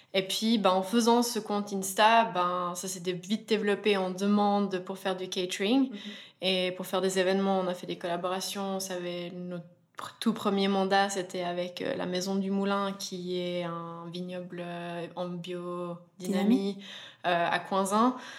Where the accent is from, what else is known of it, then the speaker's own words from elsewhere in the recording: Verbier, Valais, Switzerland; on est vraiment amis d'enfance, donc on a grandi ensemble à Verbier